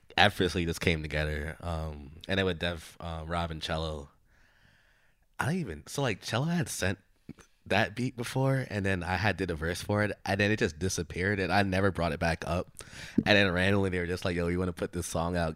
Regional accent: Brooklyn, New York, United States; growing up in Bru-, like, Brooklyn

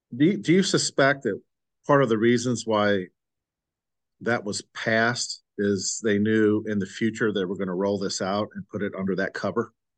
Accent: Midwest, United States; I grew up in the Midwest

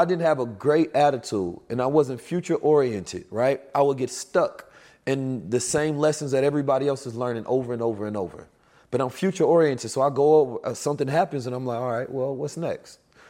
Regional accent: Oakland, California, United States; also born or lived in St. Louis; I'm from Oakland, California, and St. Louis. I grew up in violent conditions.

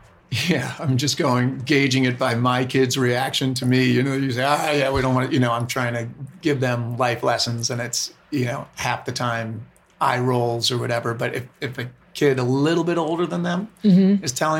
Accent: Pound Ridge, New York, United States; moved away; I grew up in Westchester County, New York. It was Pound Ridge. I went to John Jay High School in Katona, Lewisboro, I don't know, about an hour north of the city.

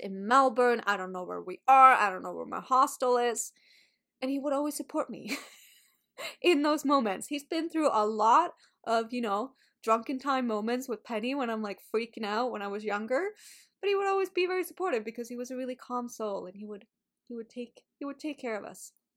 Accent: Sweden; English is a second language; moved away; I went back home, to Sweden. So, I've been talking a lot of Swedish, not as much English.

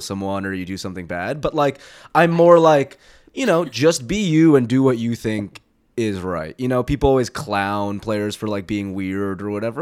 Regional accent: New Jersey, United States; I'm from New Jersey

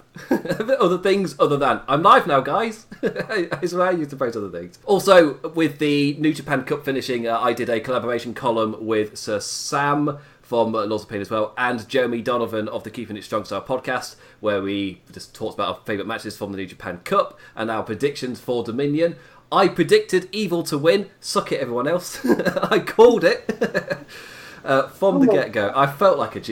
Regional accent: England, United Kingdom; as an Englishman

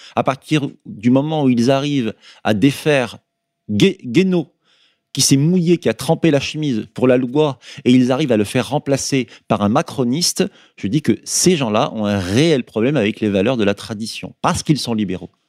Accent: Berry, Centre-Val de Loire, France; now in Bordeaux, France; Je suis né dans le, dans le Berry et y ai grandi

